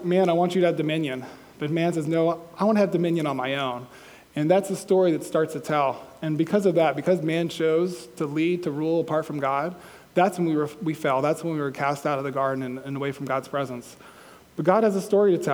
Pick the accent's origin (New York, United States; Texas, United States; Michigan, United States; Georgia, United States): Georgia, United States; I'm from Georgia